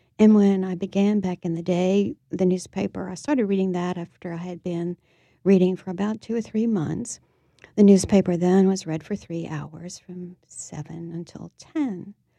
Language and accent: English; New Orleans, Louisiana, United States; Actually, uptown, where I still live.